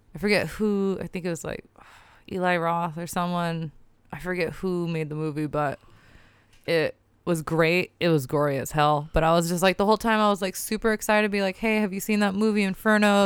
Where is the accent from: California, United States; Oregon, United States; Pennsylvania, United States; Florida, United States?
Oregon, United States; Portland; I'm mixed. I'm American. I'm born here.